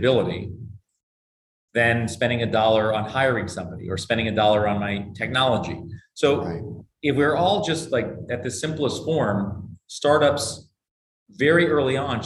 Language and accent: English; Bethesda, Maryland, United States; I grew up in Bethesda, Maryland